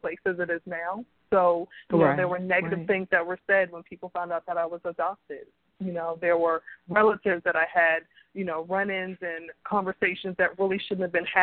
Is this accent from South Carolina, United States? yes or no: yes; Charleston, South Carolina, United States; I'm a Southern girl. I grew up in Charleston, South Carolina